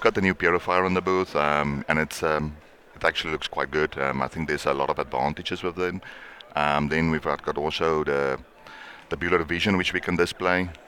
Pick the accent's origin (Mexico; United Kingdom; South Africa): South Africa; Me being a South African